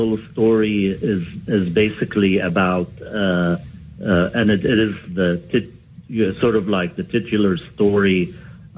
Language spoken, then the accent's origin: English; South Governorate, Lebanon; the village where I was raised in South Lebanon